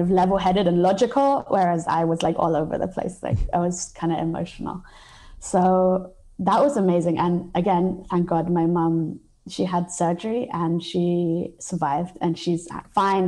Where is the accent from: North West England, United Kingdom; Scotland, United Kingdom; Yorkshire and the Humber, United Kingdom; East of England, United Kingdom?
East of England, United Kingdom; Cambridge; moved away; I was born in England and I grew up in England most of my life. Um, to be honest, I lived in Cambridge